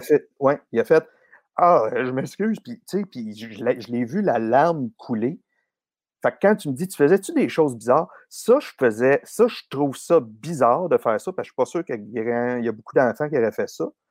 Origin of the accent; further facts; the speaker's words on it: Boucherville, Quebec, Canada; je suis né à Boucherville, grandi dans le vieux village près du fleuve